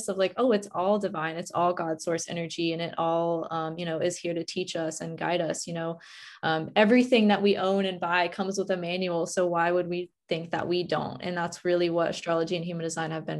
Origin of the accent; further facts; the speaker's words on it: West Virginia, United States; moved away; I was born in West Virginia, which is the complete opposite of where I'm living now.